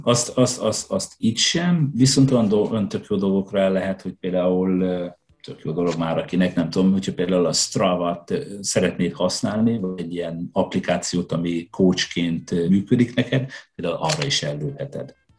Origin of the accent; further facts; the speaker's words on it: Hajdú-Bihar, Hungary; also born or lived in Budapest; now in Sweden; Én a hajdúságból származom, vidékről.